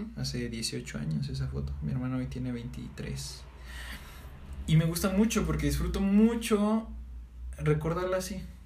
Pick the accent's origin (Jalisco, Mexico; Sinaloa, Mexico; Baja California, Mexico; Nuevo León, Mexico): Sinaloa, Mexico; Mazatlán; yo me voy a vivir a Mazatlán, Sinaloa, de donde soy, con mi abuela